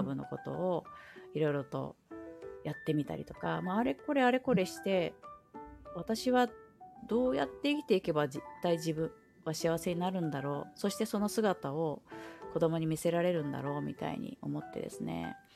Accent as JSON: {"language": "Japanese", "region": "Aichi", "country": "Japan", "tie": "born or raised there", "said": "愛知県に生まれ育ってで、うんうん、まあ、ゴリゴリの名古屋文化といいますか"}